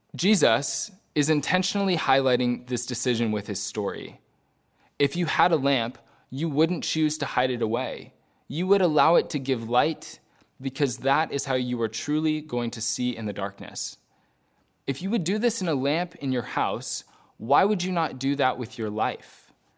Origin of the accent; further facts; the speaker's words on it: United States; also born or lived in Belfast countryside, Northern Ireland; As an American